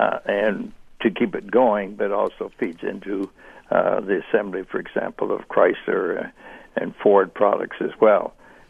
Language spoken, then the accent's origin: English; Canada; speaking as a Canadian